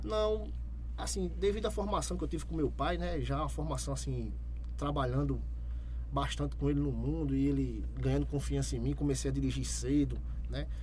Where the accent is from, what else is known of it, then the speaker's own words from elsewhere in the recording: Itambé, Pernambuco, Brazil; Eu sou nascido e criado em Itambé.